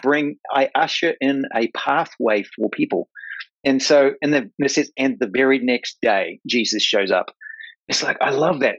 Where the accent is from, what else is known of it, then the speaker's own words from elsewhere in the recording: New Zealand; I'm from New Zealand. Like I'm a farm boy, redneck, New Zealand